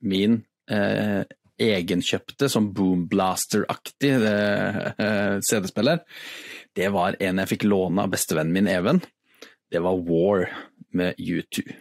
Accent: Innlandet, Norway; Jeg kommer fra Toten, og jeg kan spille gitar.

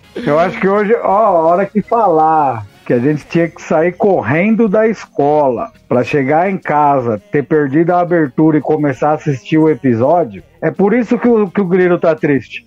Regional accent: São Paulo, Brazil; eu sou de São Paulo, a gente tinha a TV Gazeta

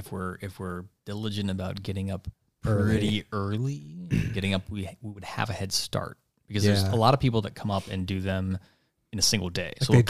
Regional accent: Columbus, Ohio, United States; I'm from Pittsburgh. No, I'm from Columbus, Ohio.

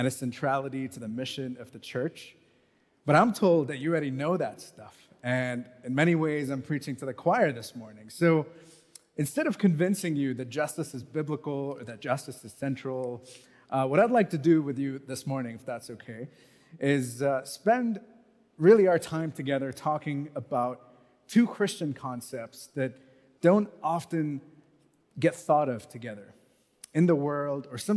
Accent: Mumbai, Maharashtra, India; moved away as an adult; also born or lived in United States / Canada; I grew up in Mumbai

